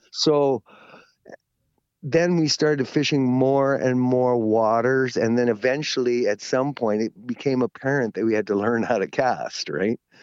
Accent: Ladner, British Columbia, Canada; I grew up in Ladner

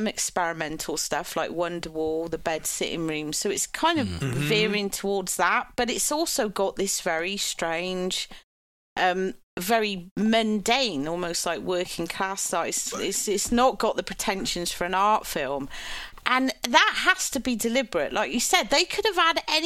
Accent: United Kingdom

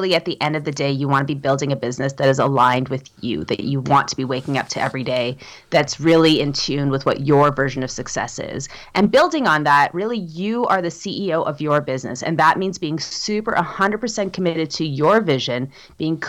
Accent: Toronto, Ontario, Canada; moved away as an adult; now in Whitehorse, Canada; I grew up in Toronto and I spent my whole life there.

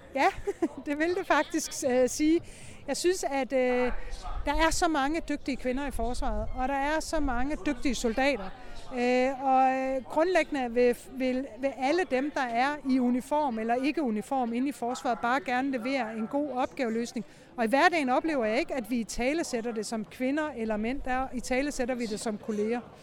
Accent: Denmark

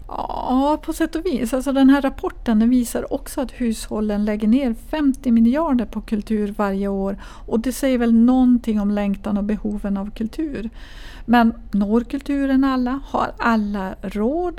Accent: Kiruna, Norrbotten County, Sweden; när jag växte upp i Kiruna

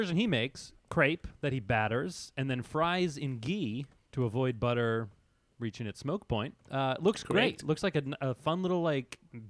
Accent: Northern Virginia, United States; I grew up in Northern Virginia.

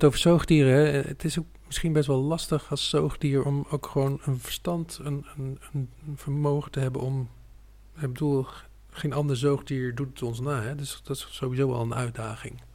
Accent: Utrecht, Netherlands; Ik ben de provincie Utrecht niet uit geweest

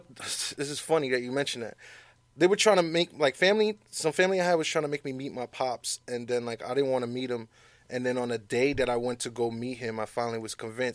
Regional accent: New York City, New York, United States; now in New Jersey, United States; I was born in Queens.

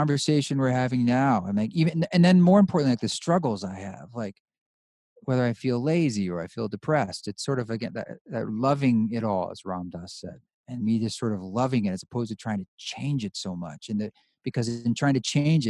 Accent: Pacific Northwest, United States; moved away as an adult; also born or lived in New York City; I grew up in the Northwest, Pacific Northwest

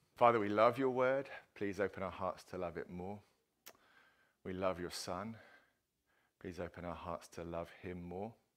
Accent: England, United Kingdom; as an Englishman uh, that my national anthem that I grew up singing

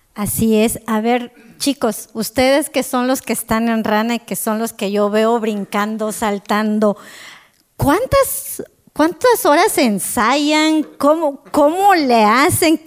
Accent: Quetzaltenango, Guatemala; yo soy de Shela

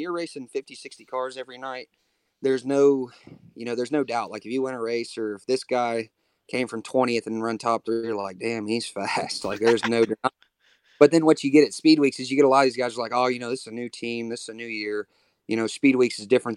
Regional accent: Texas, United States; from Texas

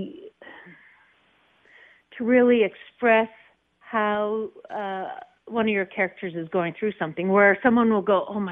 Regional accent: North Dakota, United States; now in Colorado, United States; I was born in North Dakota

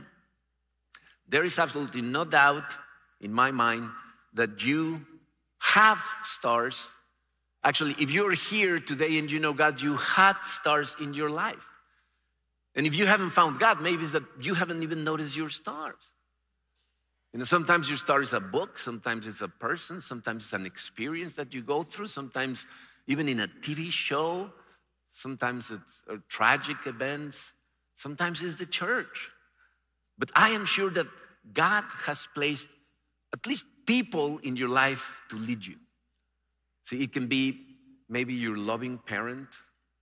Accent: Mexico; moved away as an adult; now in United States; growing up in Mexico, I thought there were only two religions

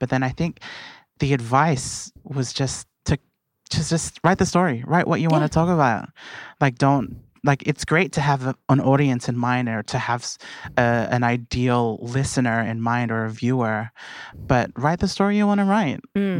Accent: Blacktown, New South Wales, Australia; as someone who is Filipino and from Blacktown.

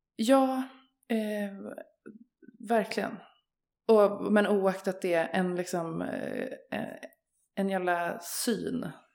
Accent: Örebro, Örebro County, Sweden; jag är ju uppvuxen i Örebro

